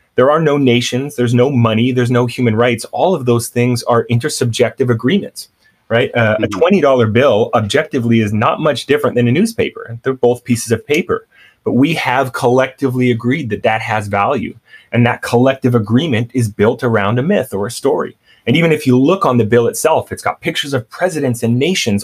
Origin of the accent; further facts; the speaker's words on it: Canada; moved away; also born or lived in San Francisco / New York; growing up in Canada I, we grew up with a lot of Filipino kids